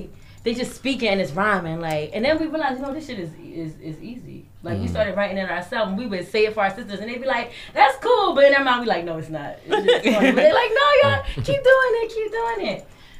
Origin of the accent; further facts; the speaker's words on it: New York City, New York, United States; also born or lived in Astoria, Queens; So when we moved to Tilden and we were being raised by our big sister